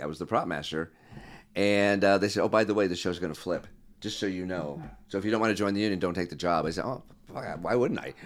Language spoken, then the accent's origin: English; Glendale, California, United States; also born or lived in Connecticut; My family moved out here when I was three